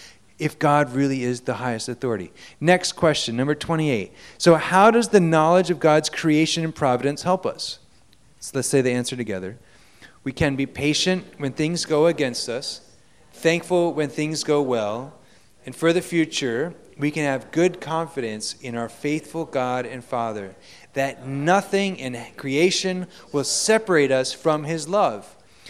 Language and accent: English; Japan; I went to a Christian school. I grew up in Japan.